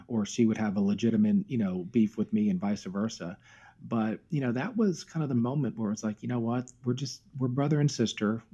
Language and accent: English; Myrtle Beach, South Carolina, United States; moved away; she lived in Myrtle Beach, South Carolina, and that's where we spent our teenage years.